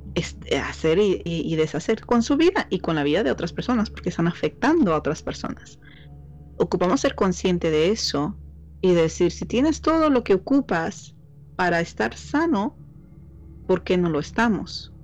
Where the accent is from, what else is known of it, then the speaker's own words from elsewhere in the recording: Mexico; soy mexicana